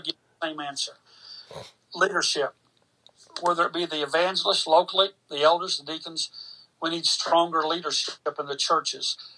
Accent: Carrollton, Georgia, United States; three and a half years locally in Carrollton, my hometown.

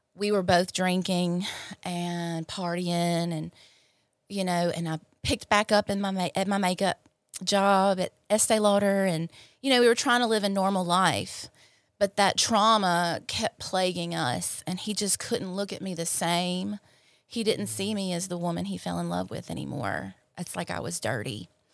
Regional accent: Clinton, Mississippi, United States; I grew up in Clinton, uh, an only child and of a single mother

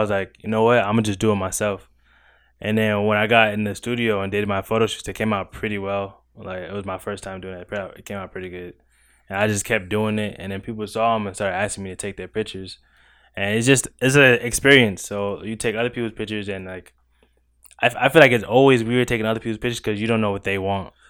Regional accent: New York City, New York, United States; moved away as an adult; now in Virginia, United States; I'm from Crown Heights, Brooklyn, New York

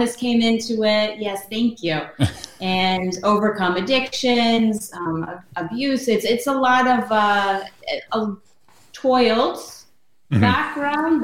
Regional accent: Stratford, Connecticut, United States; also born or lived in Orange, Connecticut; Fairfield County area. Like I bounced around a little bit, but mainly I grew up in Stratford

